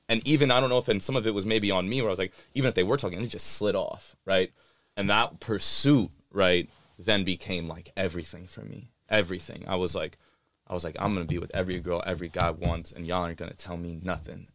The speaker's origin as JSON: {"language": "English", "region": "New York", "country": "United States", "tie": "born or raised there", "also_born_or_lived": "Austin / North Carolina / Pakistan (ancestry)", "moved": "yes", "said": "I was a Pakistani kid growing up in New York, like, during nine eleven"}